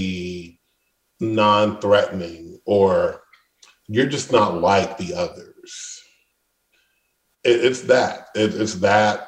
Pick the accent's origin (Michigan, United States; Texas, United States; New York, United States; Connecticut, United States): Michigan, United States; Detroit; I grew up in Detroit.